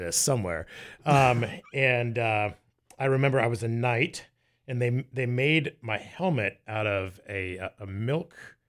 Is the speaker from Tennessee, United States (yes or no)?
no; Tampa, Florida, United States; I grew up in the Tampa Bay area of Florida, and then I started doing commercials when I was a kid.